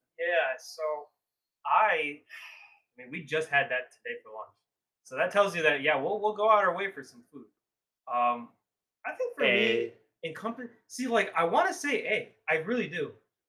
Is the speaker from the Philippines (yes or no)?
yes; Philippines; As long as my Filipino people like it, I'm rocking with it too.